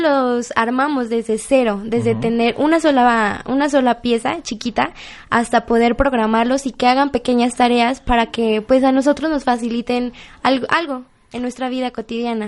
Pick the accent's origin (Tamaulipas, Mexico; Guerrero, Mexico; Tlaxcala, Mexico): Tlaxcala, Mexico; Apizaco; Yo soy de Apizaco